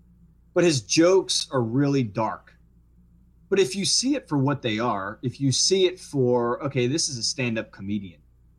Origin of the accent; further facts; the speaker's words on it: Metairie, Louisiana, United States; I'm like, oh, no, I'm from here. I grew up over in Metairie on Dumaine Street.